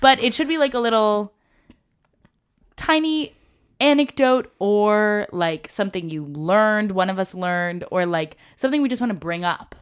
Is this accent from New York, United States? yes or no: yes; Nyack, New York, United States; moved away as an adult; I'm from Nyack